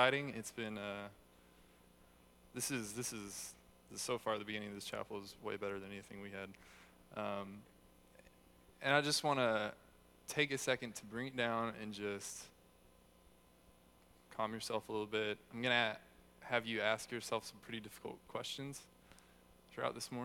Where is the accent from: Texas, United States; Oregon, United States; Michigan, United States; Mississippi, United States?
Texas, United States; also born or lived in Hurst, Texas; I grew up in Texas here, American by birth, but Texan by the grace of God